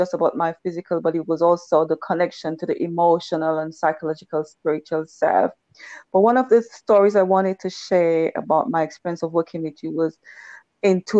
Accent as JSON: {"language": "English", "region": "Tobago", "country": "Trinidad & Tobago", "said": "I was from Tobago"}